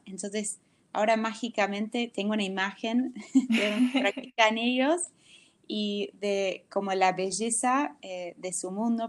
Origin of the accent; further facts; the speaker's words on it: United States; Spanish is a second language; moved away as an adult; now in Buenos Aires, Argentina; de ya no tan norteamericana y nunca del todo argentina